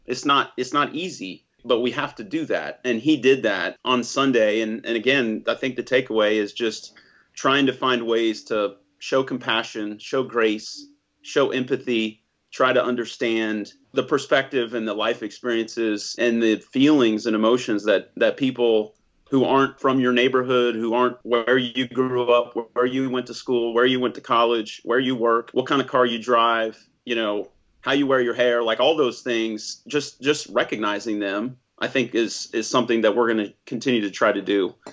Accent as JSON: {"language": "English", "country": "United States", "said": "I'm as American as they come"}